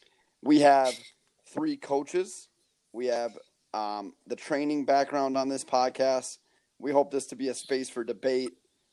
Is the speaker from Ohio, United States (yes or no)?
no; Barnesville, Minnesota, United States; also born or lived in upstate New York; I moved from upstate to New York to Barnesville, Minnesota in third grade.